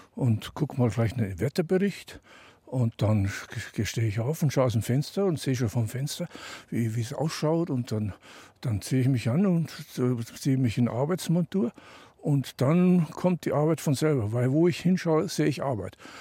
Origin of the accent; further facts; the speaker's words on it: Tyrol, Austria; moved away as an adult; also born or lived in Denver, United States; Ich bin also in Tirol aufgewachsen in den Bergen